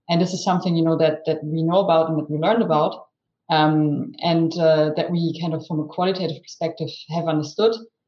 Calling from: Zurich, Switzerland; I'm speaking from Zurich, so my home base, working from home as many of us still do today.

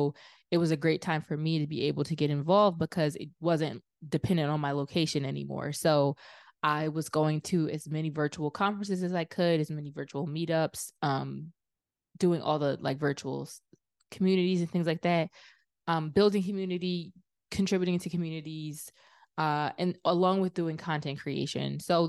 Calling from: Philadelphia, Pennsylvania, United States; I'm in Philadelphia.

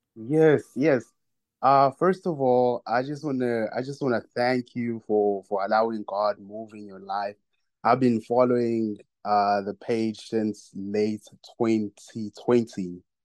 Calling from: South Africa; I'm calling from South Africa.

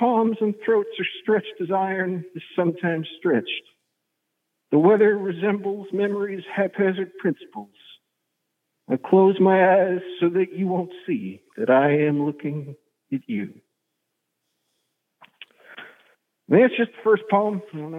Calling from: Bryn Mawr, Pennsylvania, United States; calling from Bryn Mawr, that's out of Philadelphia.

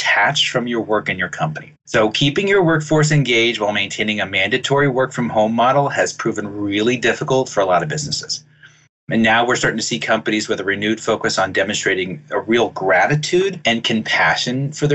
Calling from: Acton, Massachusetts, United States; I'm calling from Acton, Massachusetts

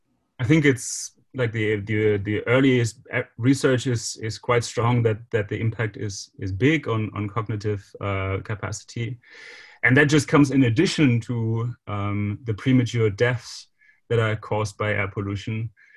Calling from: Germany; I'm calling now from Germany

